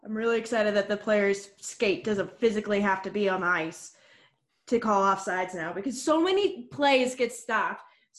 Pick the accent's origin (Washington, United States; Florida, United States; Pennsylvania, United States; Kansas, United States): Florida, United States; Tampa; now in Denver, United States; I grew up in the Tampa area, so I'm originally a Lightning fan, but I live in Denver now